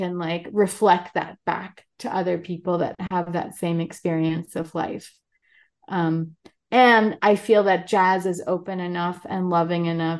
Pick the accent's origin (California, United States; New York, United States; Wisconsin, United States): New York, United States; New York City; also born or lived in Brazil; I'm American and born and raised in New York